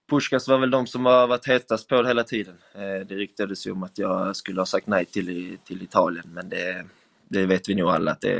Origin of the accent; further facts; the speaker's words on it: Sweden; moved away as an adult; now in Hungary; det är inte som hemma i Sverige där både först och främst alla förstår samma språk